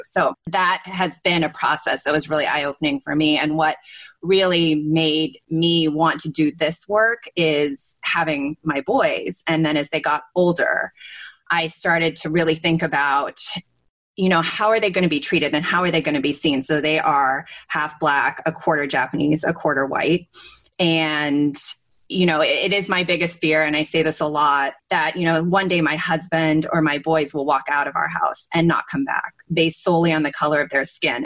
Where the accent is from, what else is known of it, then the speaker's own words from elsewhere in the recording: West Coast, United States; also born or lived in Asia; I grew up on the West Coast and sort of spent a lot of time in Asia